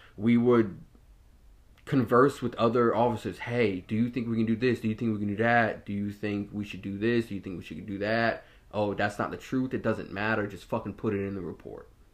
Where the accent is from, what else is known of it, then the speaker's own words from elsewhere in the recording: Norfolk, Virginia, United States; I grew up in Ocean View, so it's a heavily mixed population out there. I went to a predominantly African-American high school and middle school. I went to Azalea Middle School and Norview High School